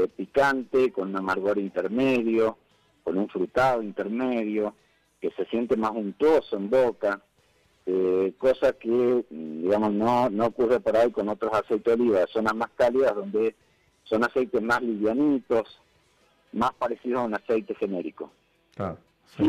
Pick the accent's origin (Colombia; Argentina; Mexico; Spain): Argentina; como argentino